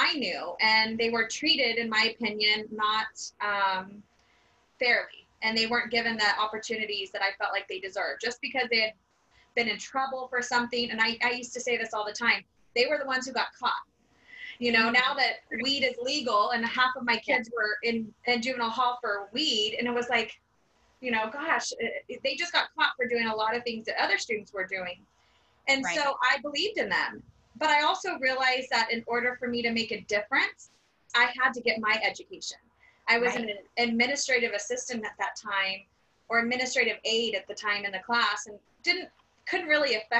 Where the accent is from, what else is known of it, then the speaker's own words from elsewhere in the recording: Bakersfield, California, United States; I grew up in Bakersfield. I grew up on the east side of Bakersfield.